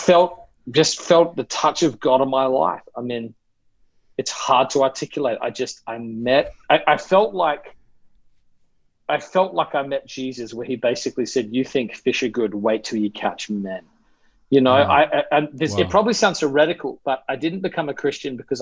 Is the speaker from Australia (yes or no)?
yes; Australia; moved away as an adult; now in New York City, United States; So I'm originally from Australia. I grew up there, lived there till I was 20